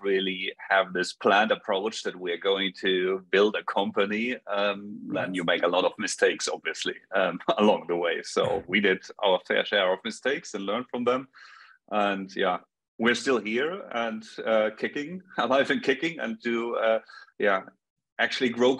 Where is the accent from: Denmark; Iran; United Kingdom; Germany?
Germany; Munich, Bavaria; also born or lived in Stockholm, Sweden; I'm from Munich, Bavaria in Germany, so from Europe, other side of the pond